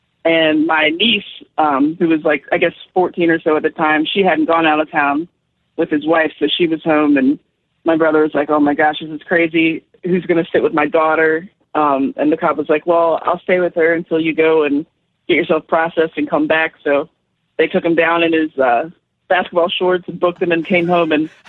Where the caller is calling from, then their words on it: Blackstone, Virginia, United States; I'm in Blackstone, Virginia right now.